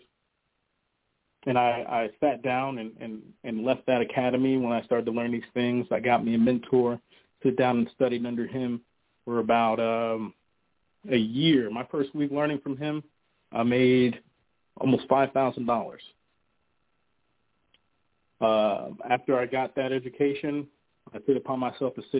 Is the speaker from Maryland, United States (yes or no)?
no; North New Jersey, United States; I'm from North New Jersey